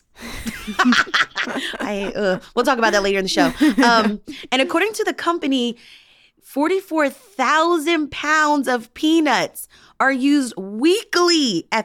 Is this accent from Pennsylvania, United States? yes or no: yes; Philadelphia, Pennsylvania, United States; I grew up snacking on Tastykake butterscotch crimpets, soft pretzels, and mango water ice.